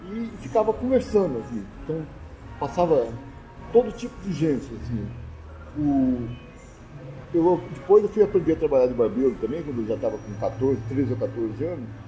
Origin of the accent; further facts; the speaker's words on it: Nova Resende, Minas Gerais, Brazil; born there; Eu nasci numa cidadezinha chamada Nova Resende, no sul de Minas, que as pessoas, quando eu falava que era de Nova Resende, algumas pessoas falavam, ah, já passei por lá.